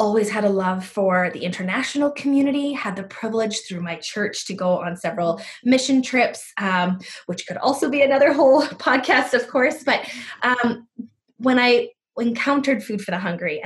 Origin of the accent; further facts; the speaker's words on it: United States; now in Abbotsford, Canada; I grew up in the States